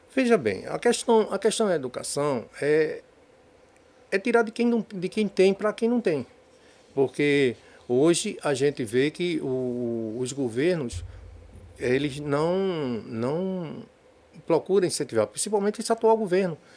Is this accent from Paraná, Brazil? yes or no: no; Recife, Pernambuco, Brazil; also born or lived in Olinda; now in Jaboatão dos Guararapes, Brazil; Eu sou nascido em Recife, sou, depois de muitos anos fui morar em Olinda. E depois, agora, estou morando há muito, 20 anos em Jaboatão dos Guararapes